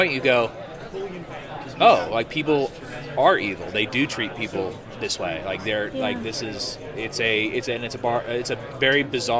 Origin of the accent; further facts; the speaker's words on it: California, United States; moved away as an adult; also born or lived in Virginia; now in Texas, United States; I'm from California